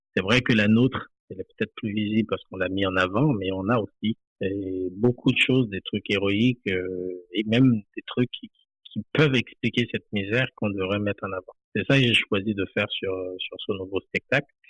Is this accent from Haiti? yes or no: yes; Limbé, Nord, Haiti; moved away as an adult; now in France; j'ai quitté Haïti en 2017, c'est tout récemment. Donc, je, suis né, j'ai grandi là-bas